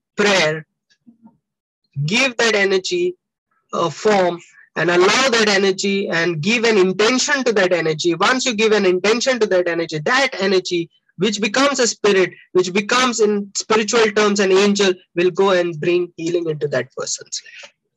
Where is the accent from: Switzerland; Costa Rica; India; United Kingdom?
India; I'm an Indian.